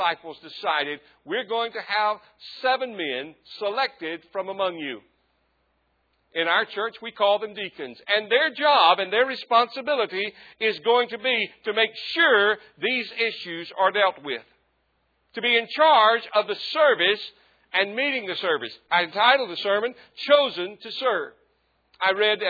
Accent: Southwest Mississippi, United States; I grew up in Southwest Mississippi

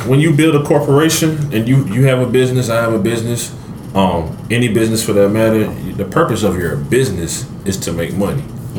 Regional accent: the South, United States; Like, I love, like, I'm from the South, so I embrace it.

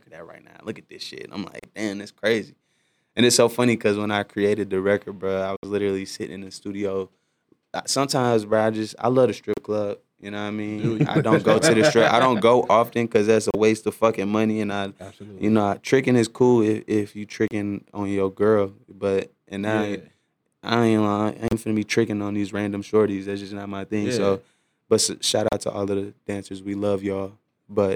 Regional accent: St. Louis, Missouri, United States; I'm from St. Louis, but my pops from the East Side

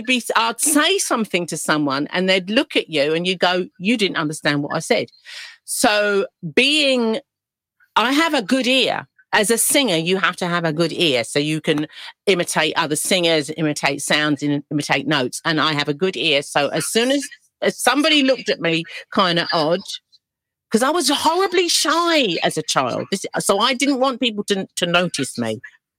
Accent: London, United Kingdom; accent: East End; I didn't really think about the fact that I had lost my East End accent until I would go, you know, and speak to friends that I grew up with.

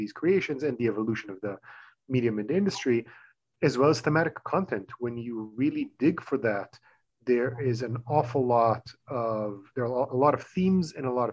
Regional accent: Tel Aviv, Tel Aviv District, Israel; English is a second language; moved away as an adult; now in United States; I was born and raised in Tel Aviv

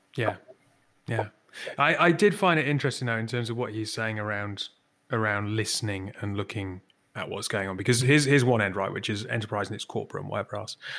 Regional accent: Newcastle upon Tyne, North East England, United Kingdom; I'm from Newcastle.

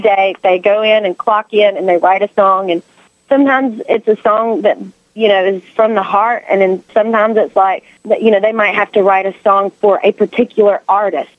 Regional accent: North Carolina, United States; North Carolina, which is my home state

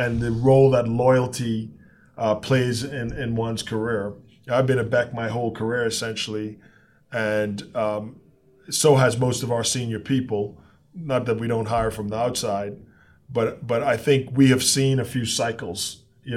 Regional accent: Texas, United States; I'm a Texan

